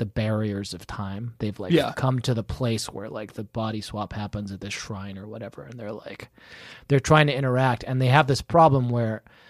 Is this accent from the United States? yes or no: no; United Kingdom; my icy cold British heart